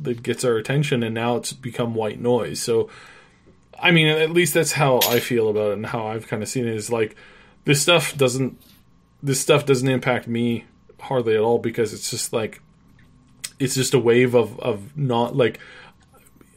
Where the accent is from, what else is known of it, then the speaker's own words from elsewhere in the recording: Canada; being a Canadian